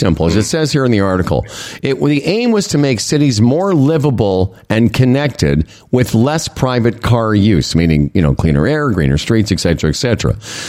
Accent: Moose Jaw, Saskatchewan, Canada; moved away; ever since I moved from Moose Jaw, everywhere I've lived, and I've lived in some big cities, New York, you know, and Los Angeles, Montreal, Toronto, I used to try to explain that to my friends in Moose Jaw.

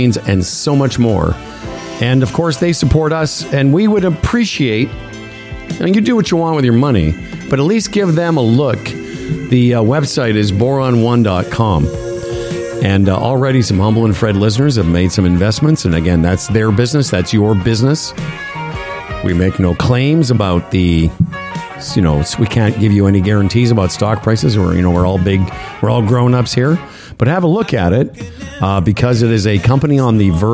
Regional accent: Moose Jaw, Saskatchewan, Canada; moved away; I grew up in Moose Jaw

